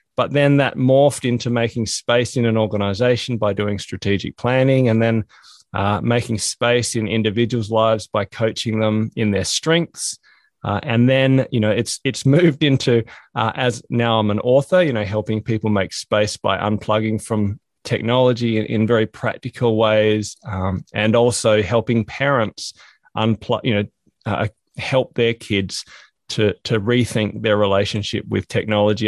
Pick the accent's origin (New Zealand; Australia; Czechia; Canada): Australia; also born or lived in Hobart, Tasmania; I'm from Australia